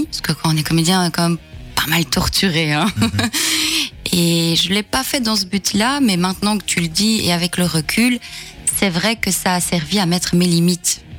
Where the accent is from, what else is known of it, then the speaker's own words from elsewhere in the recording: Hainaut, Wallonia, Belgium; je viens du Hainaut, donc j'ai joué aussi beaucoup ici euh, dans le passé. Donc, euh, commencer ici, c'est mhm. presque commencer à la maison